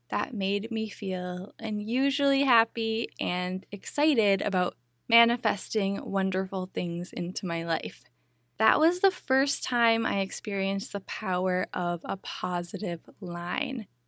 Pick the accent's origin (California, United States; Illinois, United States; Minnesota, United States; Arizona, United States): Minnesota, United States; Minneapolis; moved away as an adult; also born or lived in Big Island, Hawaii; my hometown of Minneapolis, Minnesota